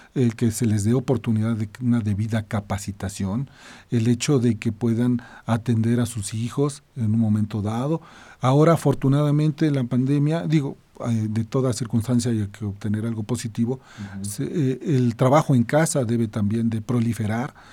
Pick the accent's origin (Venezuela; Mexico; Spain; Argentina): Mexico; Nuestro país